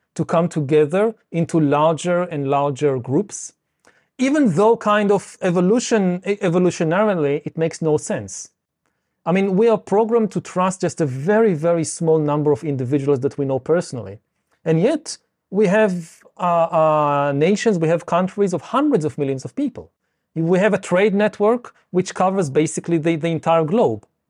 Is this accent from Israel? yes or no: yes; Israel; I come from Israel.